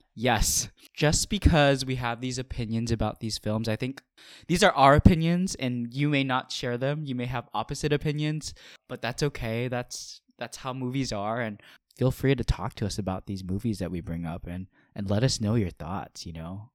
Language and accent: English; Honolulu, Hawaii, United States; now in Philadelphia, United States; I'm originally from Honolulu, Hawaii